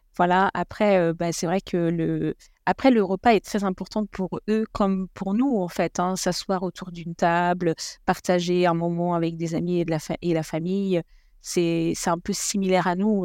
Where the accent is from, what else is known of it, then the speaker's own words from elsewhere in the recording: France; moved away as an adult; now in Italy; en tant que Français